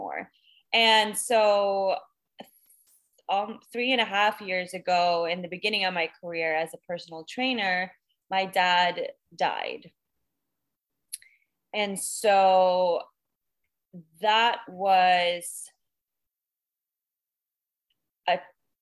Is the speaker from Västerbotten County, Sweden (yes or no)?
no; Stockholm, Stockholm County, Sweden; moved away as an adult; now in Los Angeles, United States; I am originally from Stockholm, Sweden, but I now live in LA and have been for almost 8 years now.